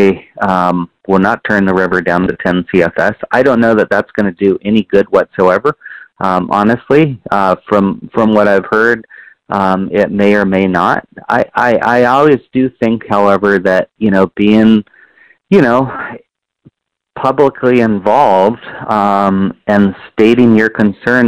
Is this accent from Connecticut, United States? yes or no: no; Sisters, Oregon, United States; right here in my hometown of Sisters